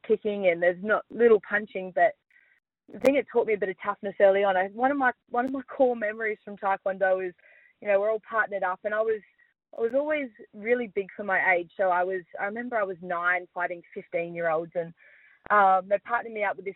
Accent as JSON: {"language": "English", "town": "Perth", "region": "Western Australia", "country": "Australia", "tie": "born or raised there", "also_born_or_lived": "Gosnells", "moved": "as an adult", "lives_now": "Victoria, Australia", "said": "born and raised in Perth. I've lived in Gosnells for most of my life"}